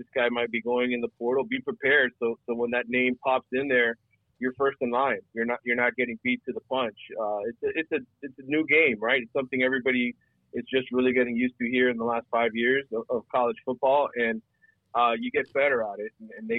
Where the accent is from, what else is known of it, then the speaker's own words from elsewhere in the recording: Miami, Florida, United States; having grown up and born and raised in the city